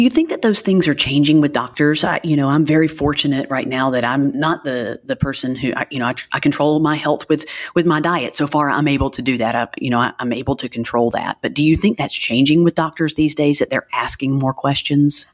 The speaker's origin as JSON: {"language": "English", "region": "Alabama", "country": "United States", "tie": "born or raised there", "also_born_or_lived": "New Orleans", "moved": "as an adult", "said": "Little Alabama, Podunk, Alabama, where I came from, which I love my hometown"}